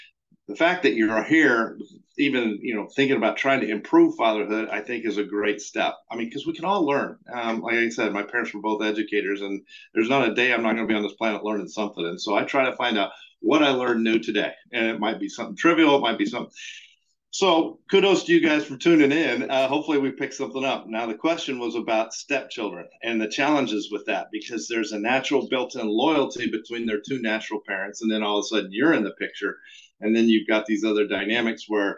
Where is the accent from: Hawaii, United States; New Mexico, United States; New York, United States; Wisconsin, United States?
New Mexico, United States; moved away; I was from New Mexico